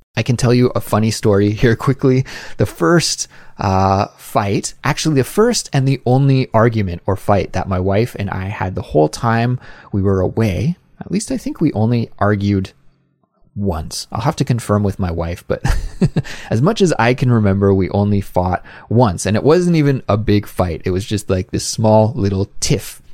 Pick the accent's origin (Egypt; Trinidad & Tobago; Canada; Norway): Canada; now in South Korea; a Canadian living abroad in South Korea.